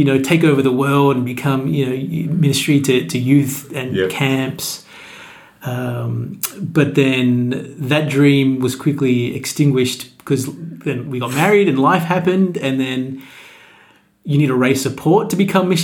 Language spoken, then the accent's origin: English; Sydney, New South Wales, Australia; My parents are from Ecuador, but I was born and raised here in Sydney